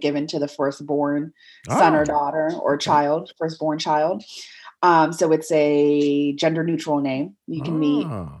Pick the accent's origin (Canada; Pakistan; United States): United States; Worcester, Massachusetts; So I was born in Worcester, Massachusetts as a result. I always like to give people this little tidbit.